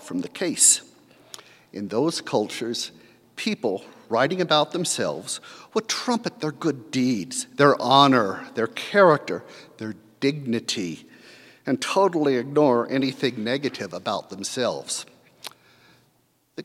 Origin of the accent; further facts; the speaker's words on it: United States; as good American Lutherans